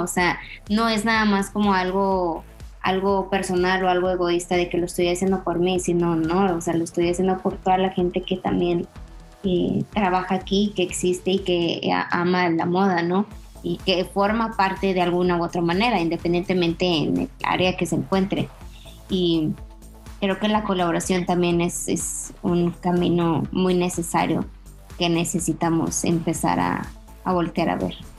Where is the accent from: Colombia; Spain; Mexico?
Mexico; nosotros como, mexicanos